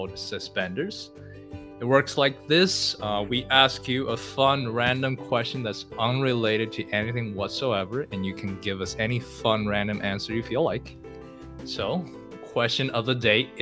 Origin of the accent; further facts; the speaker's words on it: China; English is a second language; moved away; I am Chinese. I'm from China, born and raised.